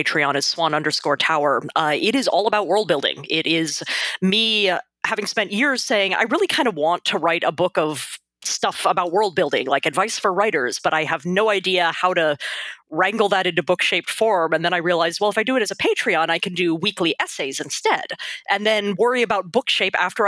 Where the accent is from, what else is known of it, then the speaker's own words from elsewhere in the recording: Texas, United States; I grew up in Texas